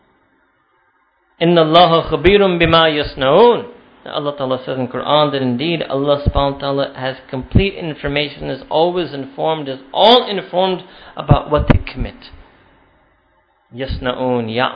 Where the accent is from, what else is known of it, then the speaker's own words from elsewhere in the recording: New York City, New York, United States; my hometown of New York City